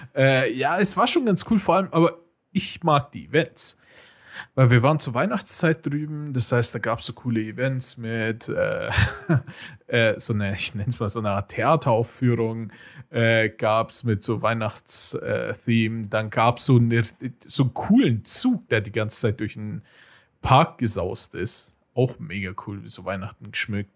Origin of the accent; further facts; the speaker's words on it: Munich, Bavaria, Germany; als Münchner